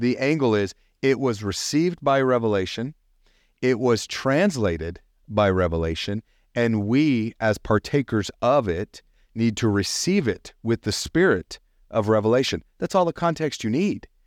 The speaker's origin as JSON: {"language": "English", "region": "the South", "country": "United States", "tie": "born or raised there", "said": "growing up in the South"}